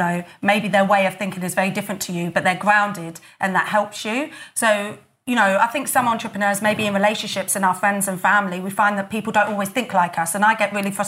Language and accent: English; Peterborough, East of England, United Kingdom; I grew up in Orton